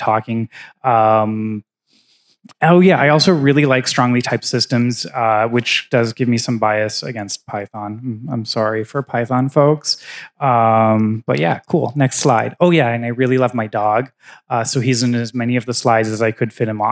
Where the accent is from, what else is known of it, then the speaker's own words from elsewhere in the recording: Canada; moved away as an adult; now in United States; I'm Canadian. I actually got my green card this year or last year